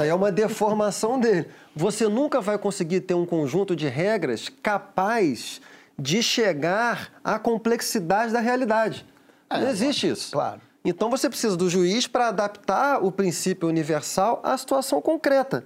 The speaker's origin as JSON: {"language": "Portuguese", "region": "Rio de Janeiro", "country": "Brazil", "tie": "born or raised there", "said": "Eu fui criado no, no Maracanã"}